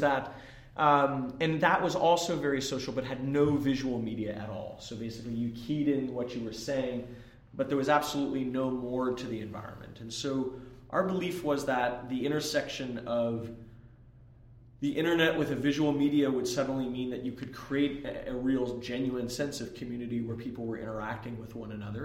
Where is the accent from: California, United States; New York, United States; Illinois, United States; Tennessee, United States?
California, United States; Bay Area; I grew up in the Bay Area